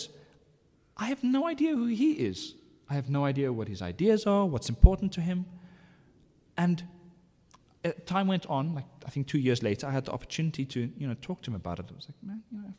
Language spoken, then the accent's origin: English; South Africa; I am an Afrikaner. I am a father. I'm a South African.